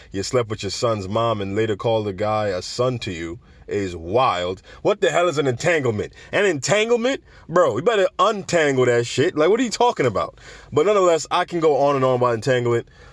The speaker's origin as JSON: {"language": "English", "town": "New York City", "region": "New York", "country": "United States", "said": "I'm from the Bronx"}